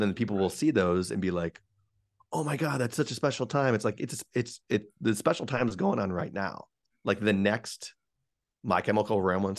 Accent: Geneva, Illinois, United States; now in Chicago, United States; or you're from Geneva, which is where I grew, yeah, up

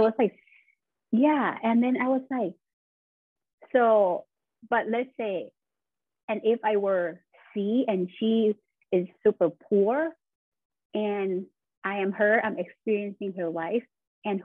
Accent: Thailand; moved away as an adult; now in Buffalo, United States; I am originally from Thailand, and I just moved to Buffalo, New York last year.

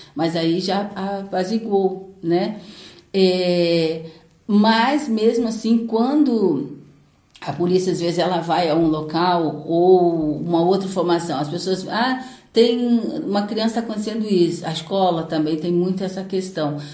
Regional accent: Paraty, Rio de Janeiro, Brazil; Sou caiçara, né? Nasci em Ponta Negra, lá mesmo, de Ponta Negra, e vim para a cidade em, em 1981, já tinha 11 anos

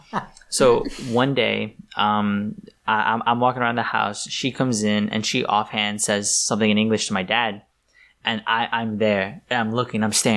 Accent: New York, United States; I was born and raised here in New York

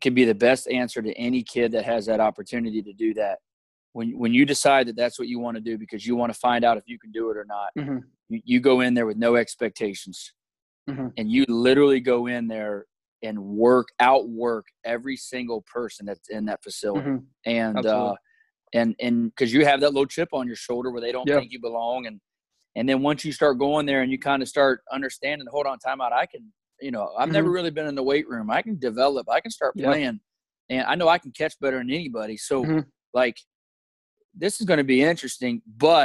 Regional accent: Columbus, Ohio, United States; moved away as an adult; I'm from Columbus, Ohio

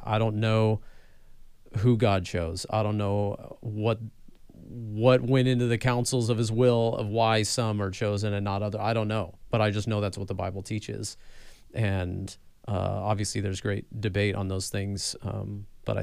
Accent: California, United States; I'm from California

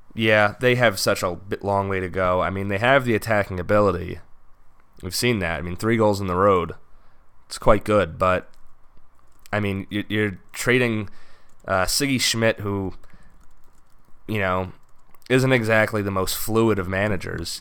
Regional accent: United States; as an American

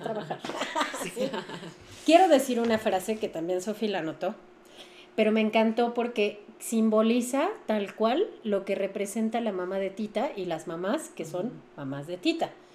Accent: Mexico; como cultura mexicana

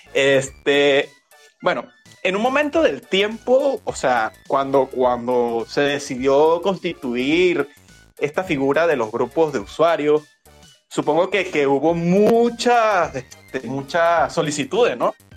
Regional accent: Venezuela; al ser yo venezolano

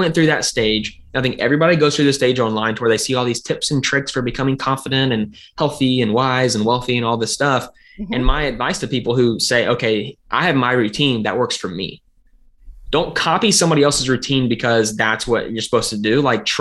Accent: the South, United States; I'm from the South.

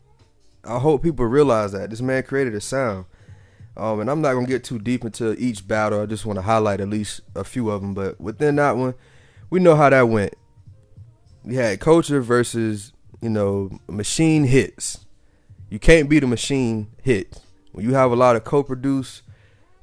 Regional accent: the South, United States; I'm from the South

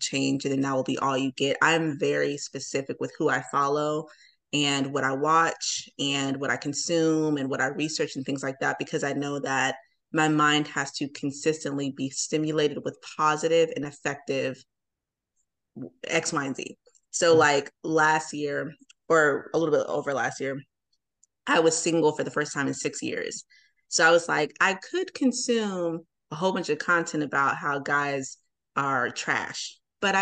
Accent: New Jersey, United States; now in Atlanta, United States; I'm from Atlanta. I'm from New Jersey, but I've lived here so long

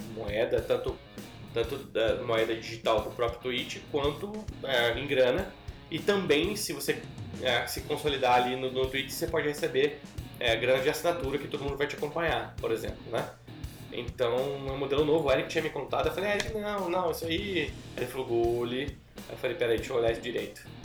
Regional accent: Brazil; eu sou brasileiro

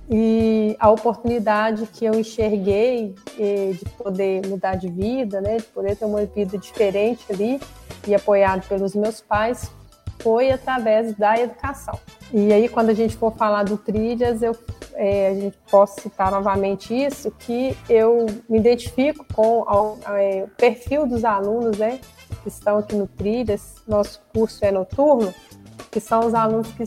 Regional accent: Cláudio, Minas Gerais, Brazil; É, bom, Neto, eu sou natural de Cláudio, eu fui nascida, criada lá em Cláudio, moro lá até hoje, trabalho aqui em Arcos.

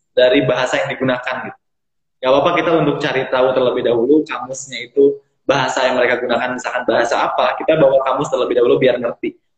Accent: Sukabumi, West Java, Indonesia; Saya asalnya dari Sukabumi Kak, dari Sukabumi.

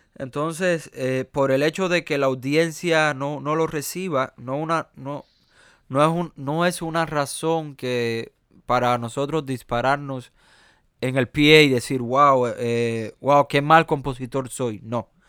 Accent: Cuba; accent: Cuban American; also born or lived in United States; yo tengo un acento eh, mío cubano, americano

